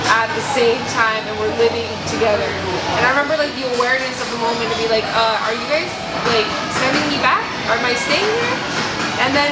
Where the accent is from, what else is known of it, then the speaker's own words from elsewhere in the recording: United States; I am American, like I was born here